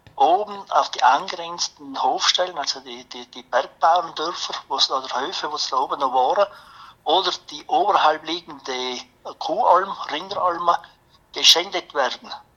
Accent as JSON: {"language": "German", "country": "Austria", "said": "bei uns in Österreich"}